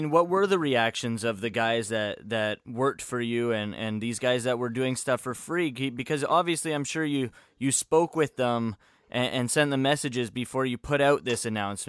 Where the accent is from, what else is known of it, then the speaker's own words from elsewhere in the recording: Canada; Funny, we're all Canadian.